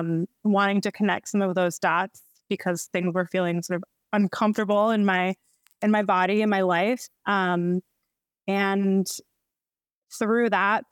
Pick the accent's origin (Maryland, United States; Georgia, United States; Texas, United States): Maryland, United States; Baltimore; moved away as an adult; now in Los Angeles, United States; I live in Los Angeles, California. I'm originally from Baltimore. So I am an East Coast gal, but since moved here 5 years ago